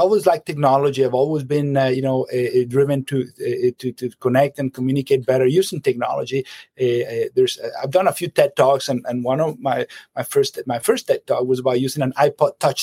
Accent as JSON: {"language": "English", "town": "Caracas", "region": "Capital District", "country": "Venezuela", "tie": "born or raised there", "moved": "as an adult", "lives_now": "United States", "said": "I am from Venezuela, from Caracas, and that's where I grew up"}